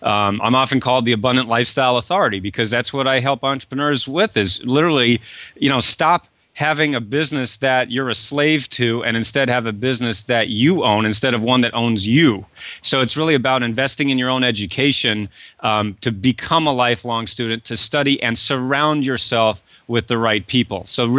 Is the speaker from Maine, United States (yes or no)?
yes; Kennebunkport, Maine, United States; I grew up in Kennebunkport, Maine, and you're there in Portland.